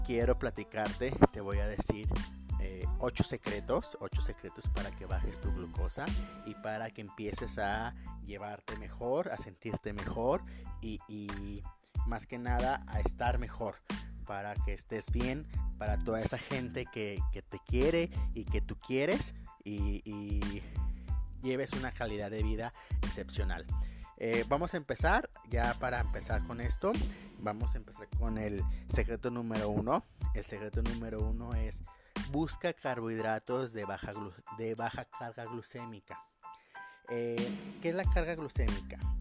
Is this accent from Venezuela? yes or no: no; Mexico; como humanos, como mexicanos, si no me duele, pues no está